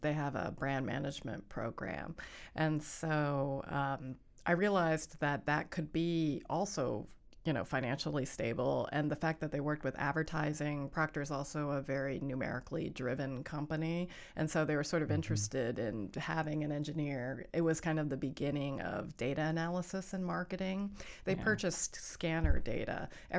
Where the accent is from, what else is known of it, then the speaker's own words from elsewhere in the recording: Allentown, Pennsylvania, United States; because I was from Allentown, Pennsylvania, and we were the only Asian family in town.